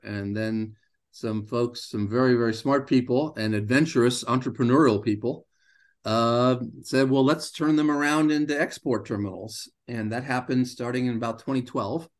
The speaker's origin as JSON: {"language": "English", "country": "United States", "tie": "born or raised there", "said": "I grew up in the United States"}